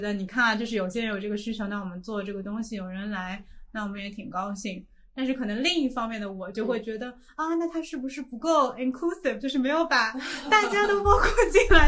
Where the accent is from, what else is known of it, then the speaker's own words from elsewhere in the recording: Shanghai, China; 这个其实是作为一个从小在这里长大人的感觉